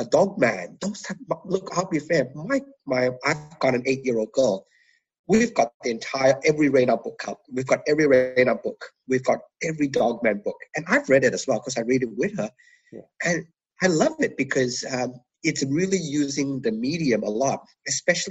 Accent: Malaysia; moved away; I was originally from Malaysia

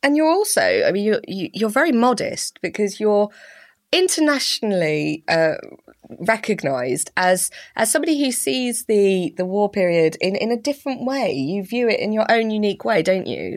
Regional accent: Slough, South East England, United Kingdom; I grew up in Slough

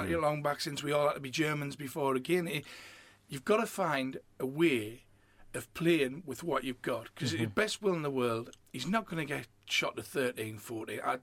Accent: Sunderland, North East England, United Kingdom; I'm born and bred in Sunderland.

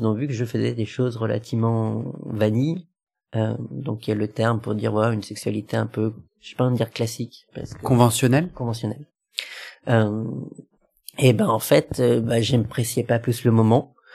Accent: Lyon, Auvergne-Rhône-Alpes, France; moved away as an adult; now in Paris, France; j'étais originaire de Lyon et puis là, je viens d'arriver sur Paris

